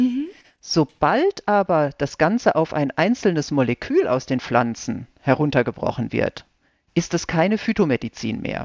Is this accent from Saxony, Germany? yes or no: no; Ostwestfalen-Lippe, North Rhine-Westphalia, Germany; moved away as an adult; also born or lived in Regensburg; now in Heidelberg, Germany; Ich komme aus Ostwestfalen-Lippe gebürtig